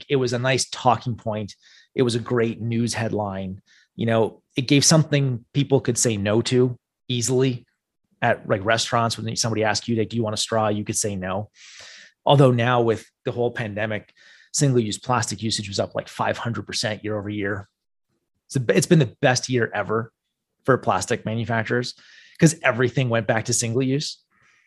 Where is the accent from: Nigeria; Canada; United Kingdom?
Canada; the problem with being Canadian